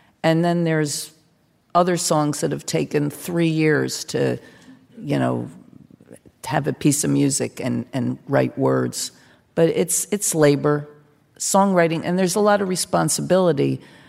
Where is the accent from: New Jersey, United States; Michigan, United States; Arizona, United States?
New Jersey, United States; Bruce is from like a different part of New Jersey than me, and he's sort of in the middle, and I'm from South Jersey